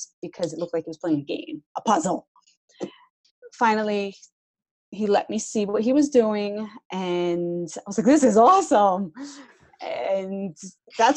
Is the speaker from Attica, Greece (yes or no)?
yes; Athens, Attica, Greece; I'm from Athens, so we don't really see snow.